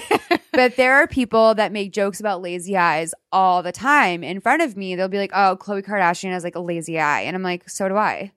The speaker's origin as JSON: {"language": "English", "town": "Boston", "region": "Massachusetts", "country": "United States", "said": "I'm from Boston"}